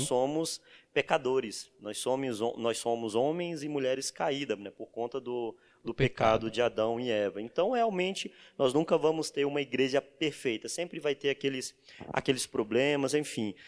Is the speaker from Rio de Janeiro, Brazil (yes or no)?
no; Santa Rita de Cássia, Bahia, Brazil; Eu sou baiano, venho de uma cidadezinha chamada Santa Rita de Cássia, na Bahia.